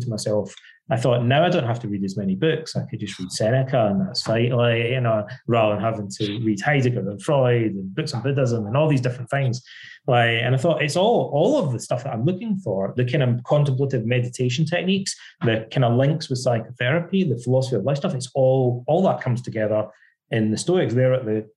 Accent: Ayr, Scotland, United Kingdom; moved away as an adult; also born or lived in Irvine, Scotland / London, England; I'm Scottish, and when I was growing up as a kid in Scotland

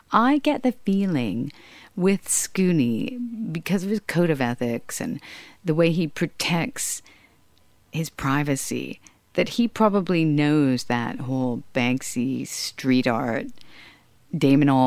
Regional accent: Hollywood, California, United States; a lot of Hollywood connections. Uh, not through any thing other than being around them, uh, like growing up in Hollywood

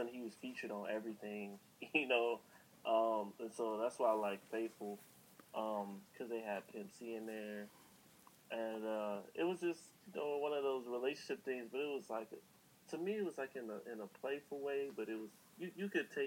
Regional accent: Chicago, Illinois, United States; we're both from Chicago.

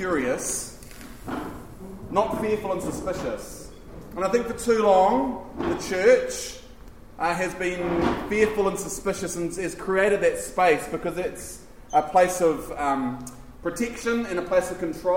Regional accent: Taranaki, New Zealand; I'm from Taranaki.

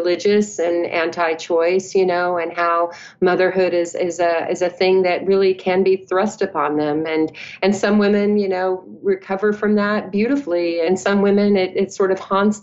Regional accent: Odessa, Texas, United States; born or raised there

